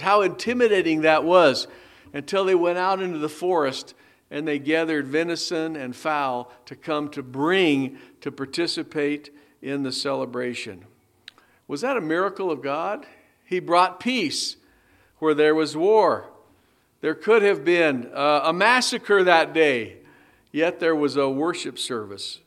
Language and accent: English; United States; as American citizens of this great country